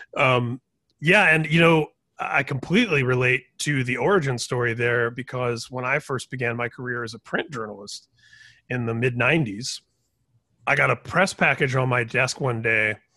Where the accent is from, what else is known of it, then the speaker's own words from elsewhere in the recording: Indiana, United States; I grew up in Indiana